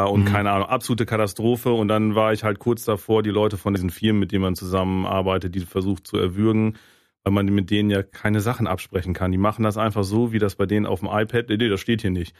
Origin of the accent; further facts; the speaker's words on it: Germany; als Deutscher